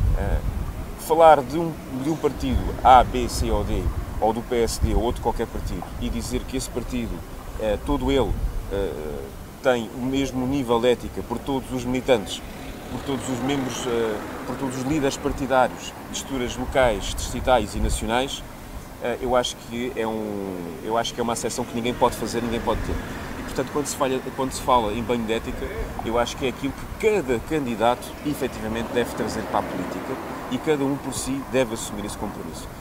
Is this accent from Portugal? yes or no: yes; Portugal